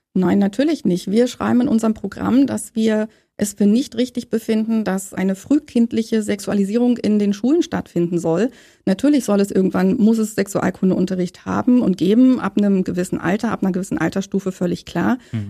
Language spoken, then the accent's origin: German; Saxony-Anhalt, Germany; moved away as an adult; now in Berlin, Germany; Ich komme aus Berlin und bin gebürtige Sachsen-Anhaltinerin und bin in der DDR groß geworden